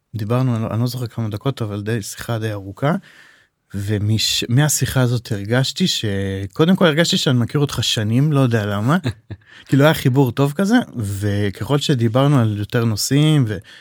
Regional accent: Safed, Northern District, Israel; אנחנו גדלנו בצפת שנינו

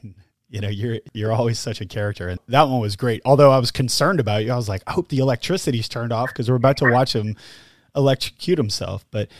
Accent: New Orleans, Louisiana, United States; growing up in New Orleans

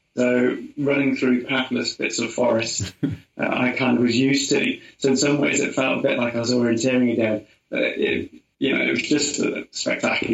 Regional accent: Portishead, South West England, United Kingdom; accent: Somerset; Down near Bristol, okay. a little place called Portishead

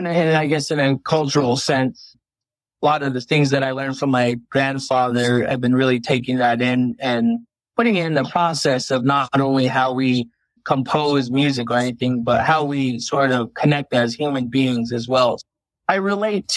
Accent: Shiprock, New Mexico, United States; also born or lived in Farmington, New Mexico; I was born in Shiprock, New Mexico on the Navajo Reservation

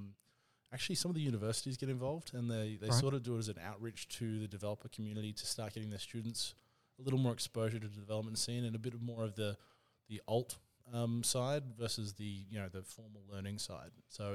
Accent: Brisbane, Queensland, Australia; moved away as an adult; also born or lived in Sunshine Coast; now in Melbourne, Australia; So I was born and bred in Brisbane, Australia. And then I went to the Sunshine Coast and did my university education there

